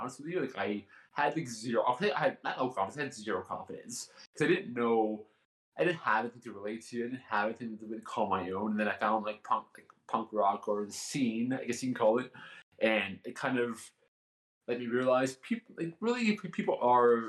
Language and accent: English; Canada; I'm Canadian